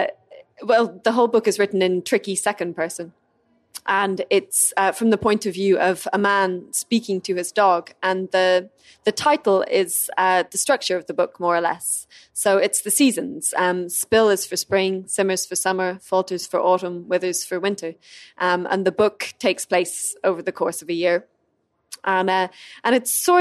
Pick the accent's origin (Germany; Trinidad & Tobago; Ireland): Ireland; first language English; I'm Irish